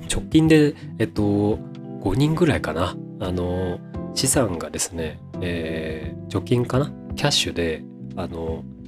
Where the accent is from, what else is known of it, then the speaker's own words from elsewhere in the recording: Shizuoka, Japan; now in Tokyo, Japan; 静岡県の生まれ